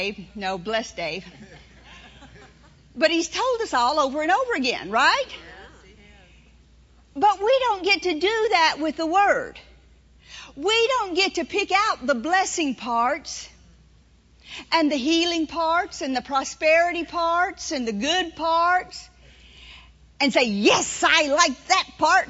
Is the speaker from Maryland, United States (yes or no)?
no; New Orleans, Louisiana, United States; moved away; I was born in New Orleans, in the city of New Orleans. And I grew up there